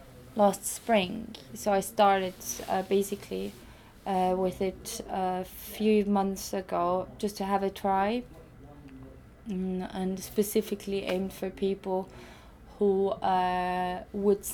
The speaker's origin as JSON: {"language": "English", "country": "Austria", "moved": "yes", "said": "I'm originally from Austria"}